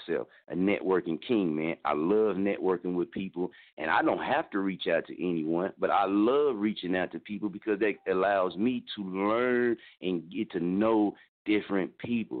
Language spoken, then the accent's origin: English; Muskogee, Oklahoma, United States; moved away; also born or lived in Wichita, Kansas; I'm from Muskogee, Oklahoma